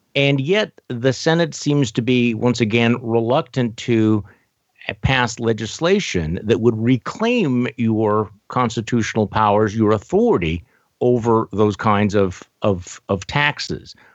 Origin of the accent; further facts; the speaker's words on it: Wisconsin, United States; I'm from Wisconsin